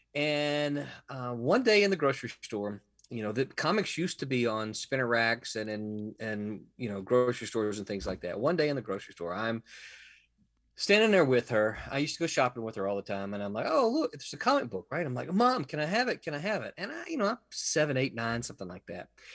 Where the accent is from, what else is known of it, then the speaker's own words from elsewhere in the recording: Mississippi, United States; moved away as an adult; now in Florida, United States; I'm from Mississippi.